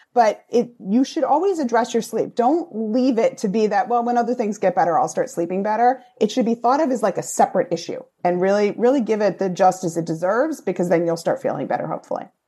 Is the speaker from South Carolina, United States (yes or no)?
no; Rhode Island, United States; accent: Rhode Island; moved away as an adult; now in New York, United States; Newport has a very different connotation to me having been from Rhode Island. That's where I hung out sometimes in high school